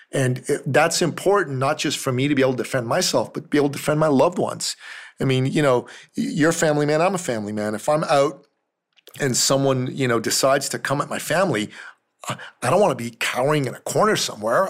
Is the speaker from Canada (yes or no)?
no; Iran; moved away; I'm from Iran originally